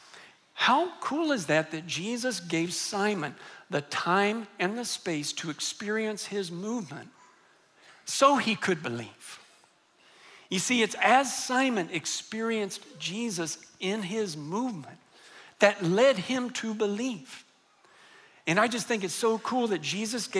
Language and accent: English; United States; I happened to grow up in the United States and my parents were Christians